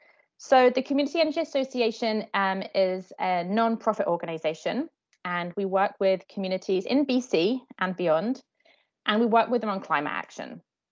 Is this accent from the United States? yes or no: no; United Kingdom; moved away as an adult; now in Canada; I'm from the UK, you can probably tell from my accent.